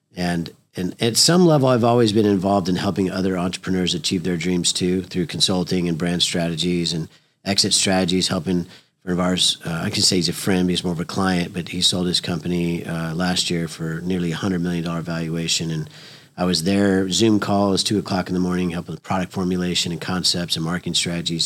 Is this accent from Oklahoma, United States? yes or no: yes; Oklahoma, United States; we're from Oklahoma